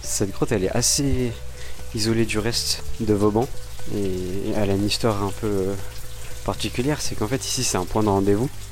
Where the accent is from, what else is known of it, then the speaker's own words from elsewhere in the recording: Mexico; French is a second language; moved away as an adult; now in Lille, France; je suis Mexicain